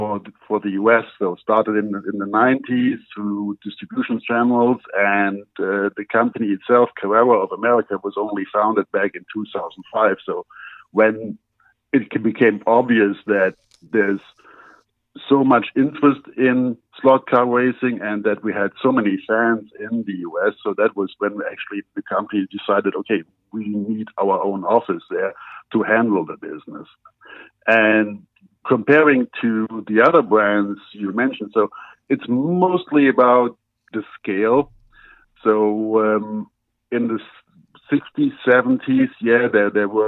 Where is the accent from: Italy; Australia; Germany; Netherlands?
Germany; English is a second language; now in United States; as everybody can hear from my accent, I'm not originally from the U.S. I was born in Germany